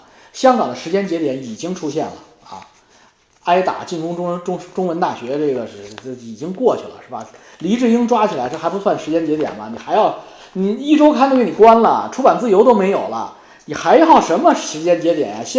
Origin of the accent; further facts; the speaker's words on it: China; 作为一个中国人，作为一个讲。呃，黄黄皮肤的黑头发的中国人